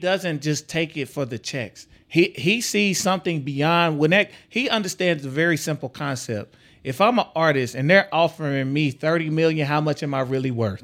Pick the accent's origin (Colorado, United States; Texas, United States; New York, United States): Texas, United States; now in Omaha, United States; I come from Texas